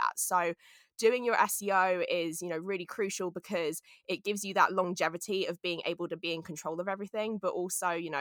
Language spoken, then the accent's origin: English; London, United Kingdom; moved away as an adult; now in United States; I'm from London